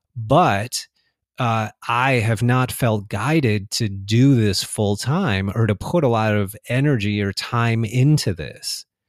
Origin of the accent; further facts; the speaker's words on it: United States; I was born and raised in the United States. I've lived here my whole life.